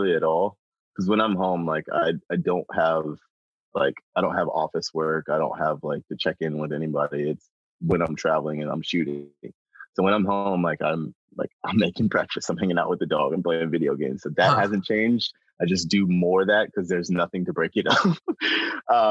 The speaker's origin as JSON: {"language": "English", "town": "Chapel Hill", "region": "North Carolina", "country": "United States", "tie": "born or raised there", "said": "I was born, raised in North Carolina. I'm from Chapel Hill."}